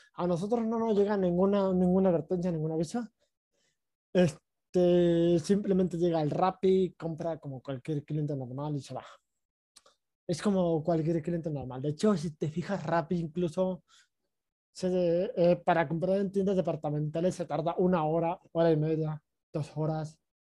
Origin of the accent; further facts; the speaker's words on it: Mexico; me regreso a, México, a mi ciudad natal